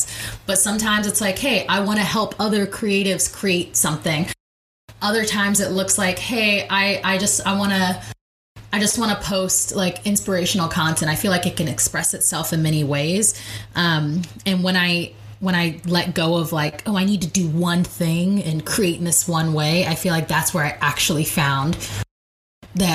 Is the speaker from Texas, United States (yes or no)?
no; North Carolina, United States; moved away as an adult; also born or lived in Long Beach, California; now in San Francisco Bay Area, United States; I was born in Long Beach, California, but I moved to North Carolina when I was still in elementary school.